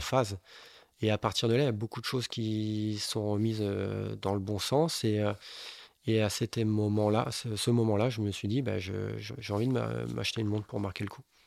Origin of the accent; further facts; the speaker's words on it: Bordeaux, Nouvelle-Aquitaine, France; Je suis bordelais dans l'âme